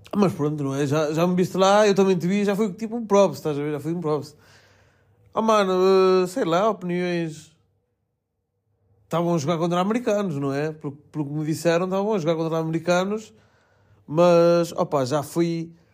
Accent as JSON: {"language": "Portuguese", "town": "Melgaço", "region": "Norte", "country": "Portugal", "moved": "yes"}